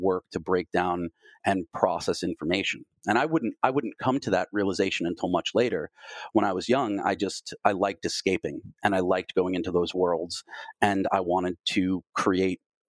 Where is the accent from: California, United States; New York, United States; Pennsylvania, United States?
New York, United States; Long Island; now in Los Angeles, United States; I was born in New York and I grew up on Long Island, how did I get from there to being out here in Los Angeles